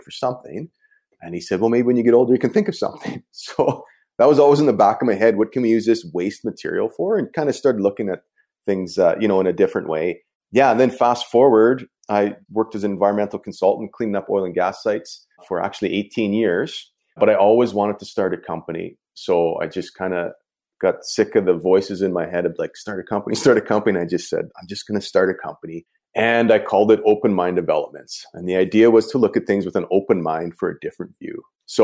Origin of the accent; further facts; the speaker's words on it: Canadian Prairies, Canada; I grew up on the Canadian prairies here